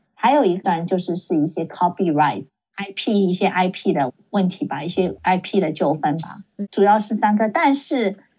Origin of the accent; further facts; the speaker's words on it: Silicon Valley, California, United States; also born or lived in China; 我没有在别的城市住过， 然后， 然后呢，我在这里长大